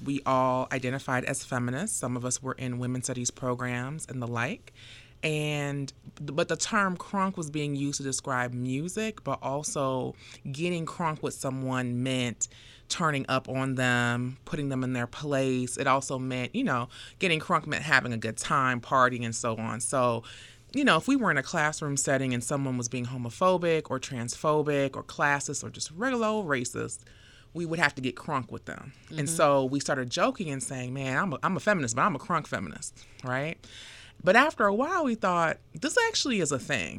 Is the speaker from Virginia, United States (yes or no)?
no; Fort Lauderdale, Florida, United States; now in Atlanta, United States; I'm from Fort Lauderdale, Florida